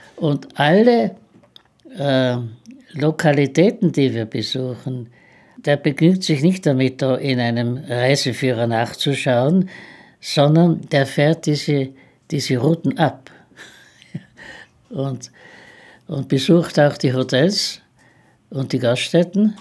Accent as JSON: {"language": "German", "town": "Innsbruck", "region": "Tyrol", "country": "Austria", "tie": "born or raised there", "moved": "yes", "said": "Ich habe in Innsbruck maturiert, bin Tiroler"}